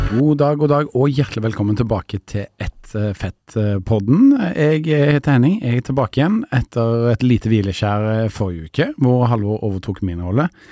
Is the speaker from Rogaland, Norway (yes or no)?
yes; Stavanger, Rogaland, Norway; now in Oslo, Norway; Jeg kommer fra Sør-Vestlandet, jeg kommer fra Stavanger